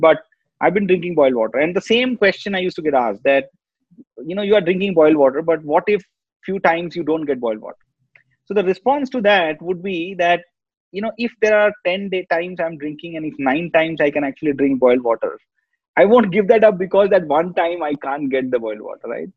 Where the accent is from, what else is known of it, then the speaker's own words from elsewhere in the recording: Kolkata, West Bengal, India; born and brought up in Calcutta